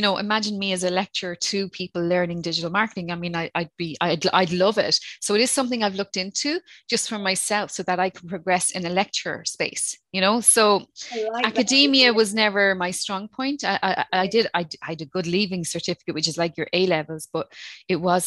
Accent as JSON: {"language": "English", "country": "Ireland", "accent": "Irish", "said": "my Irish accent"}